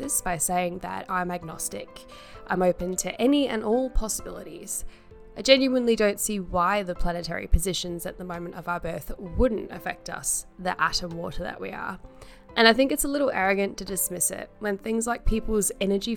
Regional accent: Carshalton, London, United Kingdom; I was born in Carshalton in the UK at 6 a.m.

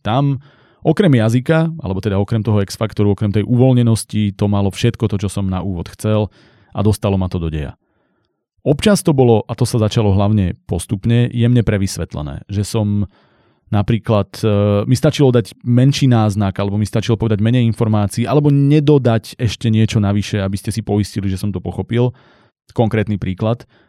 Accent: central Slovakia, Slovakia; ja som zo stredného Slovenska

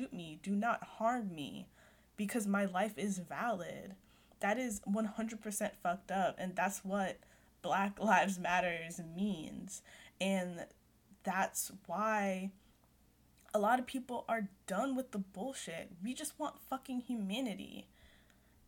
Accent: United States; I was born here

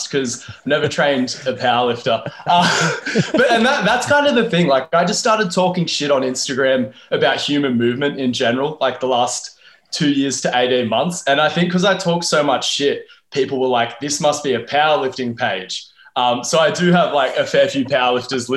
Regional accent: Wollongong, New South Wales, Australia; I'm from Wollongong, which is a bit more regional

